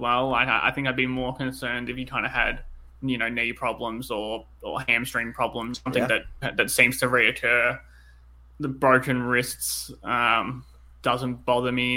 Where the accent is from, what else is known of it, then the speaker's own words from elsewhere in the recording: Australia; accent: Australian; I'm obviously in Australia, as you know, the listeners can tell from my accent